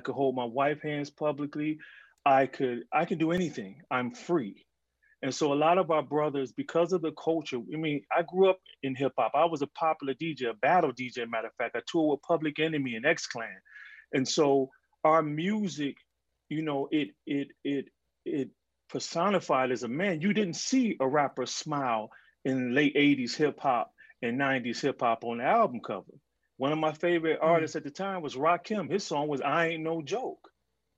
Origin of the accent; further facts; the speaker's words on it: Detroit, Michigan, United States; I grew up in Detroit